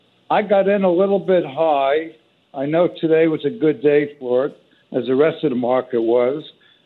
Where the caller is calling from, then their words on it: Palm Desert, California, United States; I'm calling from Palm Desert.